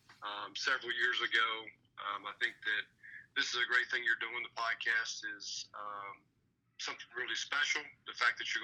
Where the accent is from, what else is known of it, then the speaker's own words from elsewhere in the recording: Alabama, United States; moved away as an adult; also born or lived in Kentucky / West Georgia / North Atlanta, Georgia; now in Atlanta, United States; I'm from Alabama. My dad was a high school football coach in the state of Alabama